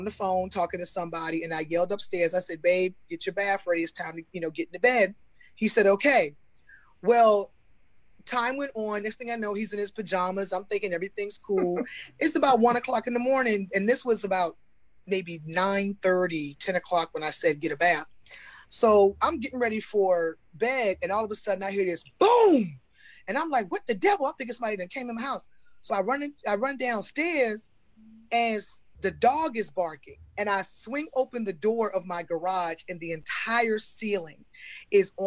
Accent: Newport News, Virginia, United States; moved away as an adult; now in Atlanta, United States; I'm originally from Virginia. Newport News. But I moved to Atlanta almost 6 years ago.

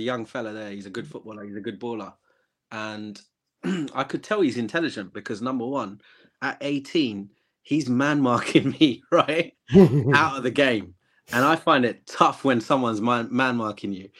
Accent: England, United Kingdom; I'm from England, born and raised

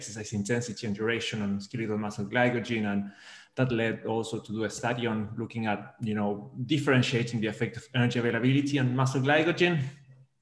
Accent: Argentina; moved away as an adult; also born or lived in Melbourne, Australia; now in Liverpool, United Kingdom; I'm originally from Argentina

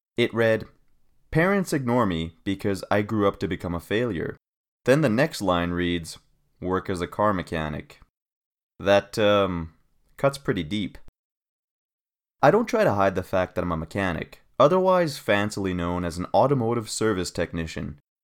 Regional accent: Canada; moved away as an adult; also born or lived in Australia; my home country, Canada

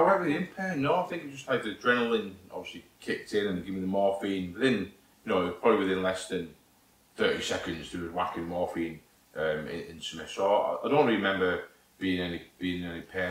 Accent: St Helens, North West England, United Kingdom; accent: northern; also born or lived in Warminster; I need to go back home to my, to my hometown. That's where I'm from

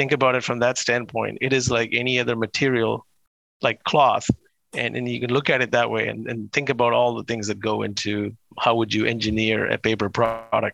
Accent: India; moved away as an adult; I was born in India and lived in India till I got my undergraduate degree in chemical engineering.

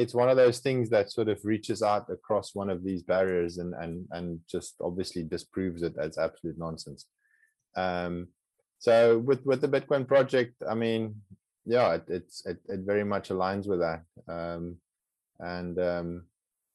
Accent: South Africa; first language Afrikaans; English is a second language; Afrikaans is my mother language

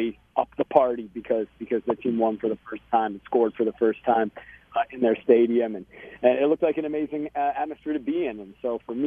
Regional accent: Chicago, Illinois, United States; moved away as an adult; now in Portland, United States; I'm from Chicago initially

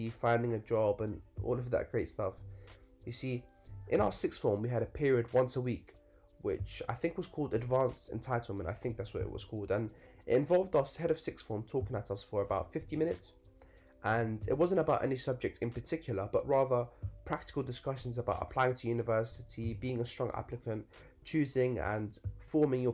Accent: Northolt, London, United Kingdom; growing up in Northolt

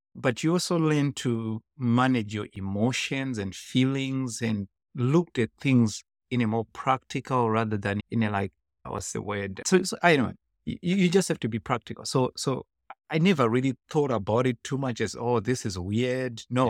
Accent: Gokwe, Midlands, Zimbabwe; English is a second language; now in United States; I was born in Zimbabwe in a very rural area

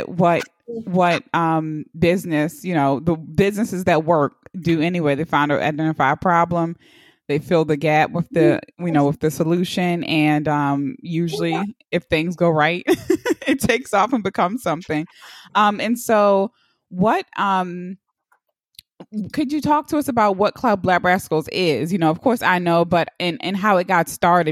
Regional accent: Baltimore, Maryland, United States; I'm from Baltimore City

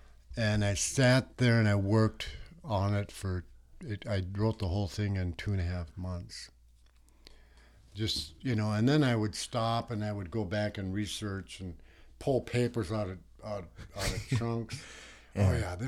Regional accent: United States; I was born and raised in the United States, but yeah. I'm actually enrolled in Canada.

